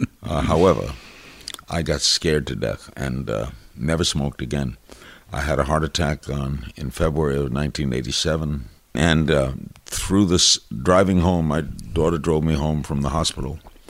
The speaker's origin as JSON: {"language": "English", "town": "New York City", "region": "New York", "country": "United States", "tie": "born or raised there", "also_born_or_lived": "Miami", "moved": "as an adult", "said": "I grew up in Brooklyn, went to Dodger games."}